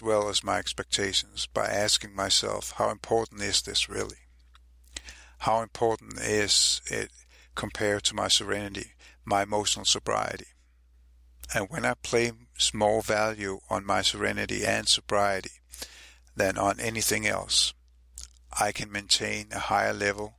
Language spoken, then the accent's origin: English; Copenhagen, Capital Region of Denmark, Denmark; I'm also from Copenhagen, Denmark